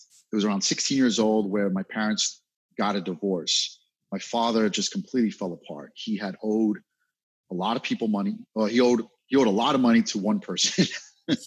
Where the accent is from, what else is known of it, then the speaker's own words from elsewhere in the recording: New York City, New York, United States; I'm from Brooklyn, New York